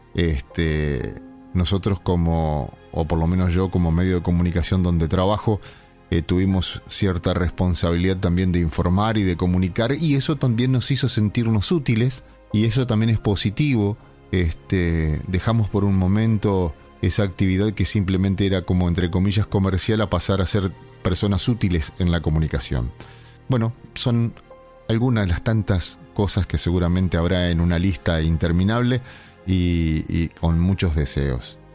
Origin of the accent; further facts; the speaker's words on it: Argentina; nosotros como argentinos